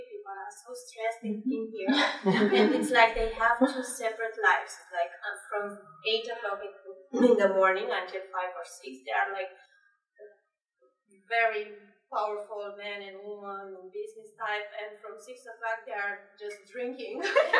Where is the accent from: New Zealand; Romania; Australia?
Romania; English is a second language; moved away as an adult; now in London, United Kingdom; I'm quite new to London. I'm 1 year here. I'm from Romania